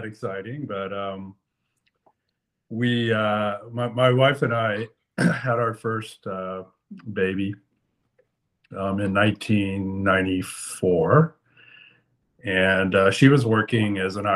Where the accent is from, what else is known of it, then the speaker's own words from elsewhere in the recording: Lafayette, Louisiana, United States; moved away as an adult; also born or lived in Memphis, Tennessee / Reston, Virginia; in Lafayette, Louisiana, I was born there, grew up there, went to college there.